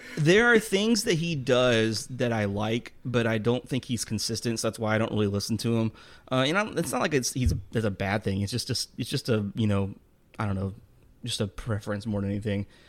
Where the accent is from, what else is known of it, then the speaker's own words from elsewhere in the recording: Texas, United States; I'm from Texas.